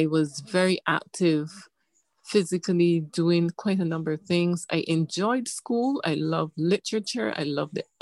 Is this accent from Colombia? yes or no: no; Barbados; I was born in Barbados to parents who were visionary